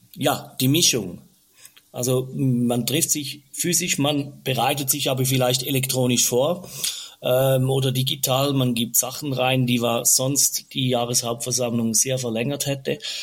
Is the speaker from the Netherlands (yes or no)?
no; Switzerland; bei uns in der Schweiz